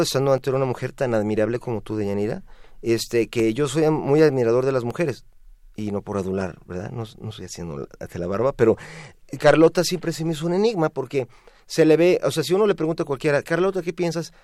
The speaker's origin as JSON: {"language": "Spanish", "country": "Mexico", "said": "como todo mexicano"}